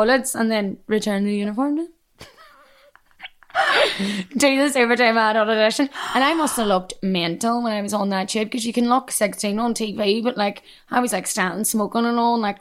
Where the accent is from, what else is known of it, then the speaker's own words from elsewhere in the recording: Derry, Northern Ireland, United Kingdom; accent: Derry; moved away as an adult; now in London, United Kingdom; my hometown